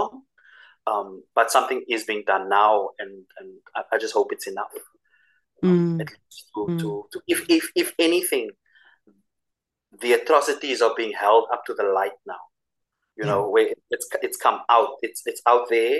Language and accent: English; Cape Town, Western Cape, South Africa; for us as South African people, for us as South African Christians